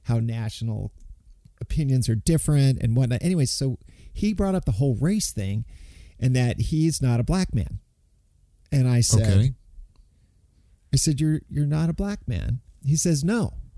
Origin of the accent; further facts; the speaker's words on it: United States; myself being American